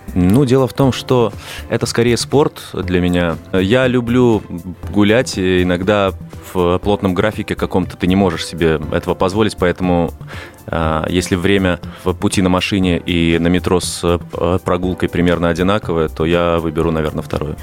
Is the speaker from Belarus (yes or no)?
yes; Minsk, Belarus; moved away as an adult; now in Moscow, Russia; Я родился банально в Минске, э, вот, э, практически в самом центре города, и до 22 лет э, жил там